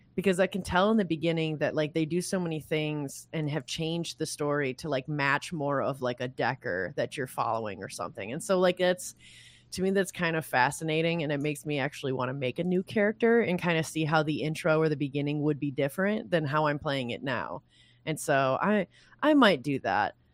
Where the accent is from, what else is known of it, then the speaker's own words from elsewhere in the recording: Michigan, United States; I'm from Michigan